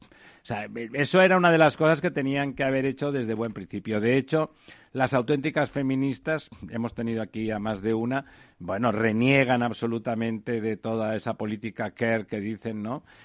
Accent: Catalonia, Spain; como soy catalán

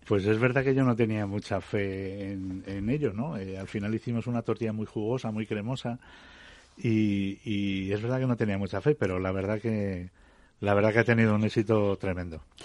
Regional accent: Fuentidueña de Tajo, Community of Madrid, Spain; moved away; todos los que somos de Fuentidueña

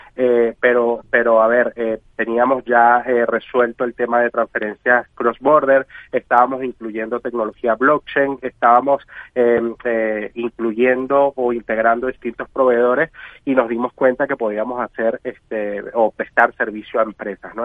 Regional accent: Venezuela; soy venezolano

